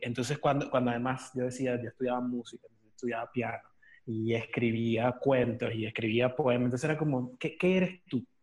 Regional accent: Caracas, Capital District, Venezuela; now in Buenos Aires, Argentina; yo soy de Caracas. Eh, Parroquia San Juan

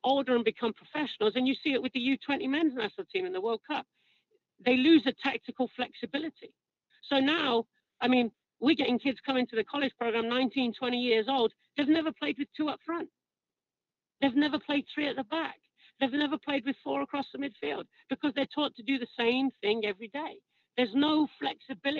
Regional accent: England, United Kingdom; as an Englishman

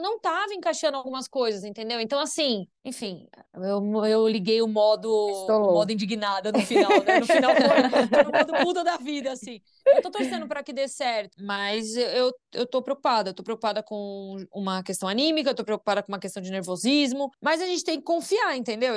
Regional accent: Brazil; nós somos brasileiras

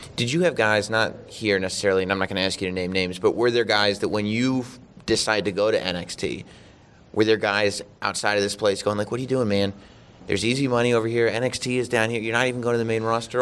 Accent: Westchester County, New York, United States; my hometown

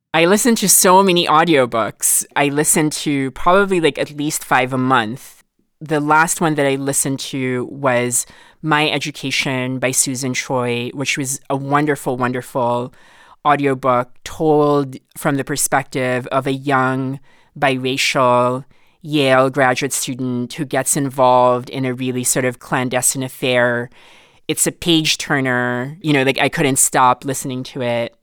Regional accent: Philippines; accent: mid Filipino American; now in United States; I grew up in the Philippines

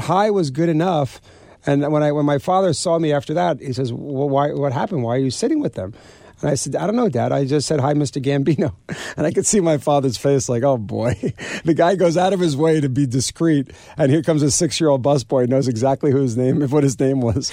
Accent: Garden City, New York, United States; I grew up in Garden City, Long Island

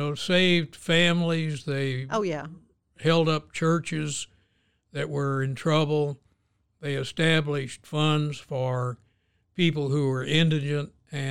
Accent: Oklahoma, United States; born there; I was born in Oklahoma, but I haven't gotten a check for an Indian nation yet.

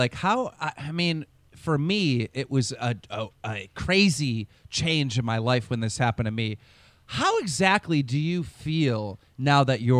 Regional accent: United States; to me, an American

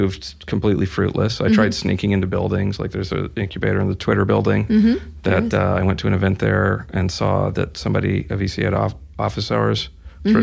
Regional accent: Pacific Northwest, United States; I'm from the Pacific Northwest

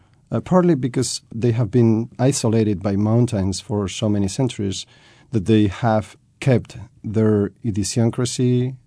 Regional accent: Madrid, Community of Madrid, Spain; also born or lived in France / United Kingdom; I was raised in Madrid. I lived for a few years outside of Madrid in France for 4 years, 1 year

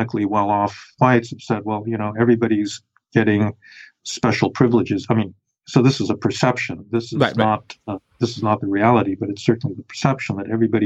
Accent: New York City, New York, United States; also born or lived in Chicago; I grew up in New York City

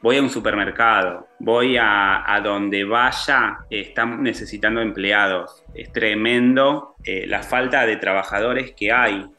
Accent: Argentina; moved away; cómo somos como argentinos

